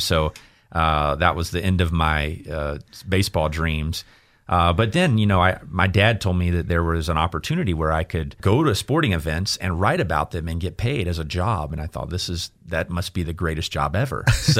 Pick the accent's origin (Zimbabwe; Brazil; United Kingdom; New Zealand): United Kingdom; Ipswich, East of England; that was where I got exposed to it growing up outside of Ipswich, which is a team that I still follow to this day.